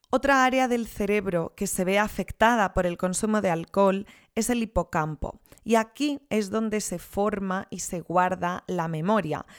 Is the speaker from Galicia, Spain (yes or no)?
yes; Rías Baixas, Galicia, Spain; yo soy de las Rías Baixas